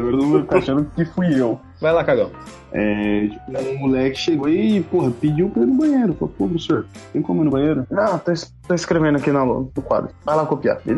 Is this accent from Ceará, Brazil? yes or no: no; Carapicuíba, São Paulo, Brazil; eu sou de Carapicuíba, filhão.